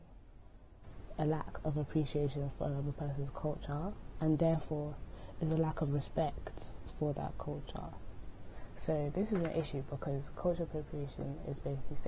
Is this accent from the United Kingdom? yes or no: yes; United Kingdom; I'm Ghanaian, and I was born in the UK